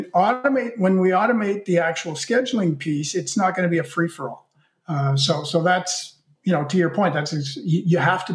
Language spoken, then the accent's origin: English; Canada; I'm Canadian